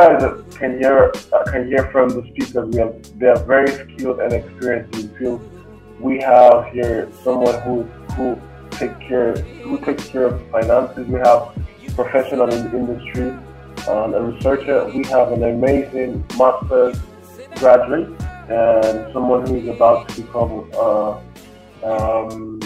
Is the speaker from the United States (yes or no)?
no; Nigeria; moved away as an adult; now in Moscow, Russia; I'm from Nigeria. I'm a student of nuclear engineering in Russia, Moscow.